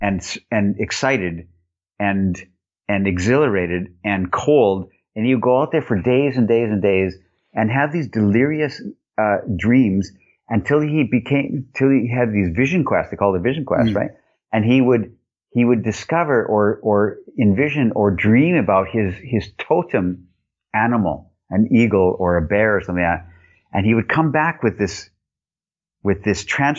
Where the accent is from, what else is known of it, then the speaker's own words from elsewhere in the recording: Canada; I'm this Canadian dude